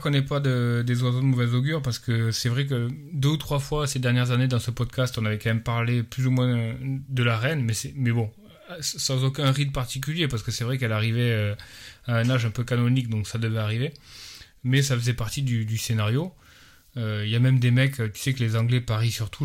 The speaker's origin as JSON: {"language": "French", "country": "France", "moved": "yes", "said": "nous, quand on est des Français à l'étranger"}